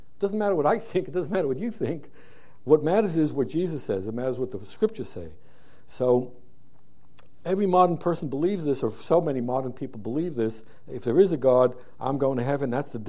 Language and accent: English; New York City, New York, United States; moved away; I was raised in Brooklyn